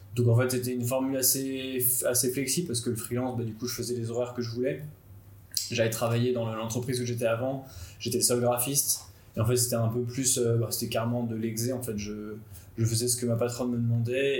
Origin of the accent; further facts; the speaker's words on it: Nantes, Pays de la Loire, France; J'ai 28 ans, je viens de Nantes, j'ai fait ma mana avec Paul à Nantes